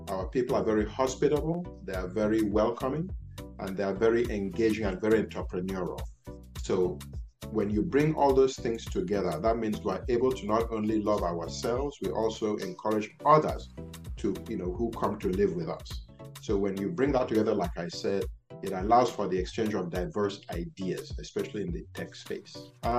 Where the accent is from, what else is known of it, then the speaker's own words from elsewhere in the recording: United States; born there; I was born in the United States. Many people don't know that.